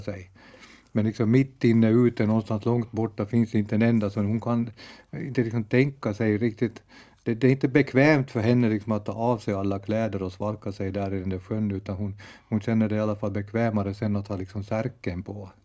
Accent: Bromarv, Uusimaa, Finland; also born or lived in Ekenäs; jag växte upp i Bromarv

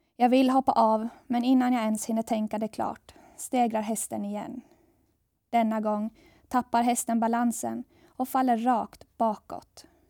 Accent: Saltvik, Åland Islands; also born or lived in Gothenburg, Sweden / Jönköping, Sweden; Jag växte upp i Saltvik, i Kroklund

